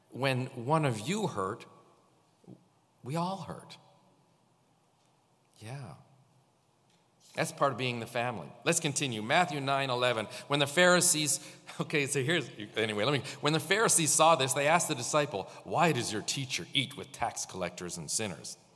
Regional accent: St. Catharines, Ontario, Canada; born there; You know, I was born in St. Catharines. Do you know that? I was born in Hotel Dieu when the old hospital. I was born here.

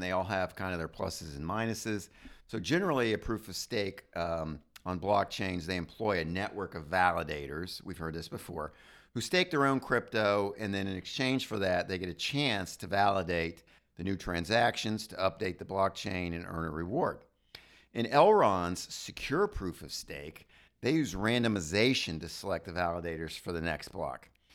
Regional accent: United States; as an American

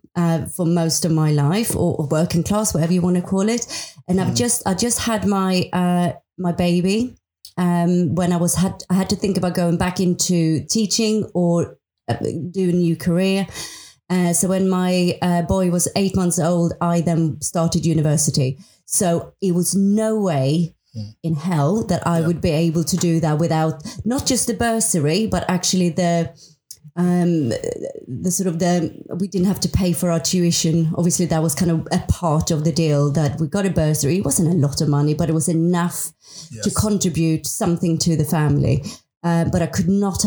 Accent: Sweden; moved away as an adult; I'm from Sweden. I've been in this country for 24 years

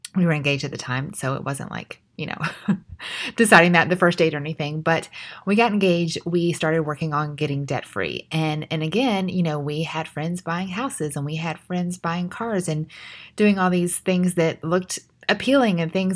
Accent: United States; We're very independent as American culture specifically

